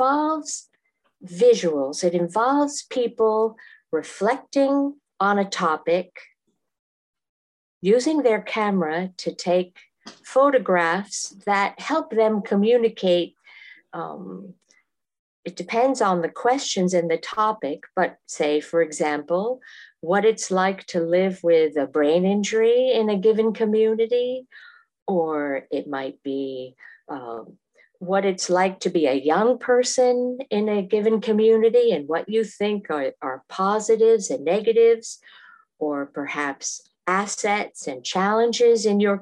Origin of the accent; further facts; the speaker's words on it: Massachusetts, United States; moved away as an adult; also born or lived in Africa / Asia / South America; I am originally from Massachusetts, and I still consider that my home. I live there now as well